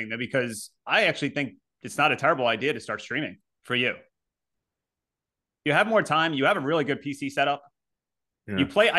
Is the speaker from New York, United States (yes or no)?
yes; Utica, New York, United States; Well, I'm from Utica, and I've never heard that expression.